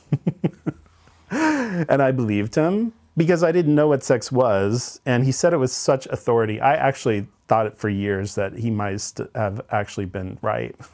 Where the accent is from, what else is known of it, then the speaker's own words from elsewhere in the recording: Derby, Kansas, United States; also born or lived in Salzburg, Austria; I grew up in Derby, Kansas, which is a suburb of Wichita, Kansas